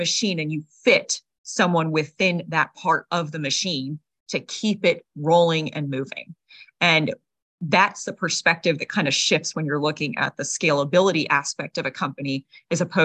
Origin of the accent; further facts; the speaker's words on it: United States; being American